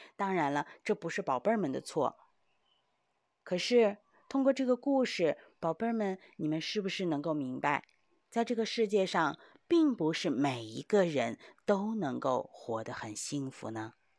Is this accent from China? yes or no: yes; China; 因为我们中国人都非常地勤劳